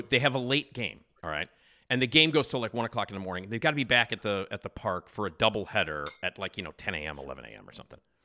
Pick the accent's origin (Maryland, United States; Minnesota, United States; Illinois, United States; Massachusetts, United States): Illinois, United States; Chicago; moved away; I grew up on Addison, six blocks away from Wrigley